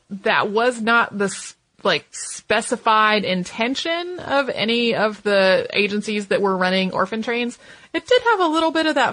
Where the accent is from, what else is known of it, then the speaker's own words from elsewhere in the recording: Santa Fe, New Mexico, United States; Growing up in Santa Fe with my dad curating a Navajo museum has affected my life in so many ways.